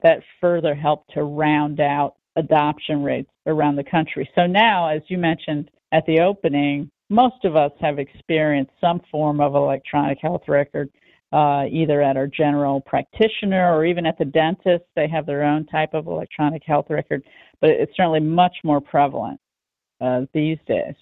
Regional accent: United States; especially as American citizens

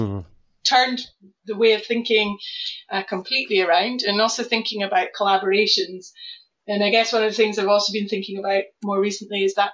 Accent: Scotland, United Kingdom; now in Norwich, United Kingdom; So obviously, I strongly identify as Scottish. So that's despite the fact I've been living in Norwich since 1999.

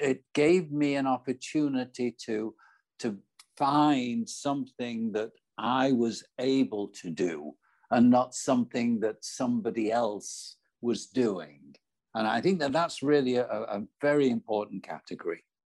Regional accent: Manchester, North West England, United Kingdom; moved away; I was born in Manchester in the north of England.

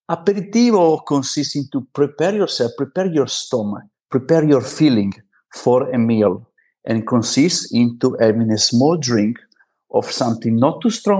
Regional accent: Italy; moved away as an adult; now in Barcelona, Spain; at least in Italy, we grow up with aperitivo

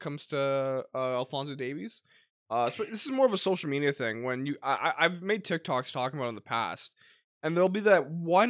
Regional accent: Edmonton, Alberta, Canada; we're from Edmonton.

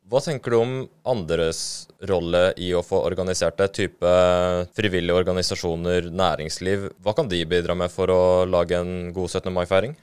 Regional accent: Eastern Norway, Norway; moved away as an adult; also born or lived in Åsane, Bergen; now in Bergen, Norway; som østlending

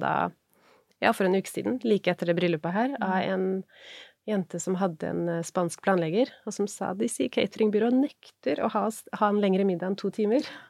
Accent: Norway; er jeg norsk

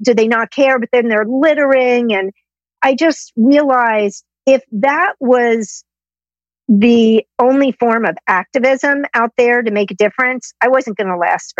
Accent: New York City, New York, United States; I grew up in Manhattan

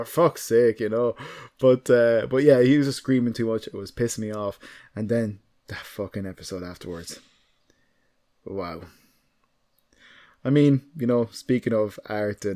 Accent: Ireland; as a Irish person from a, you know, certain background

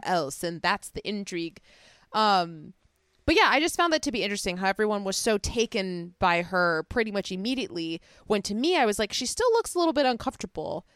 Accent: Chicago, Illinois, United States; accent: Chicago; my Chicago accent

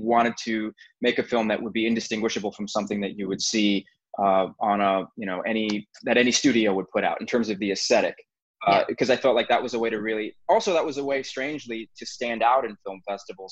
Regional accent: United States; as an American

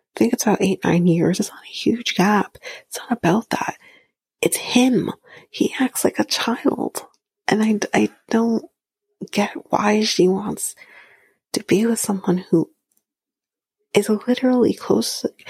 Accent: Canada; I'm Canadian

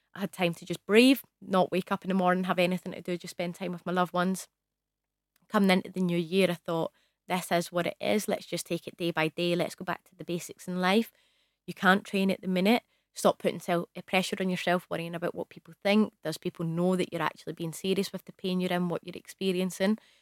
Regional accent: Scotland, United Kingdom; I'm from Scotland

